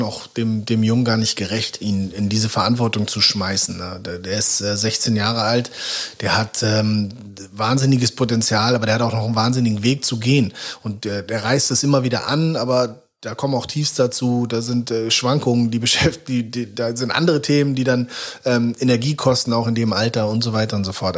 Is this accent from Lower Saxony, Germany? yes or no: no; Hamburg, Germany; born or raised there; moved away as an adult; also born or lived in Bielefeld